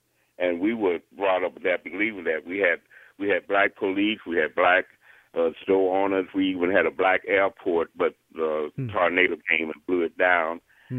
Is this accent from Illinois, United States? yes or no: yes; Robbins, Illinois, United States; also born or lived in Chicago, Illinois; now in Oklahoma, United States; We moved from Chicago early in the 50s, and my parents moved to a place called Robbins, Illinois. Mm-hmm. And it was a predominantly black town, but it was integrated